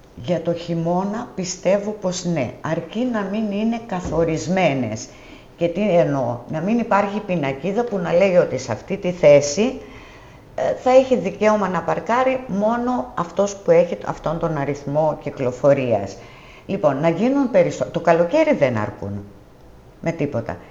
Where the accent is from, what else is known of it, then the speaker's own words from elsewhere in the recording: Soufli, Eastern Macedonia and Thrace, Greece; moved away as an adult; now in Tinos, Greece; η καταγωγή μου είναι από το Σουφλί Εύρου